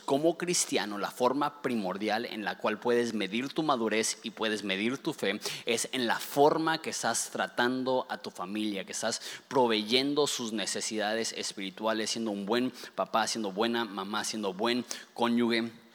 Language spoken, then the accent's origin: Spanish; Ensenada, Baja California, Mexico; los ensenadenses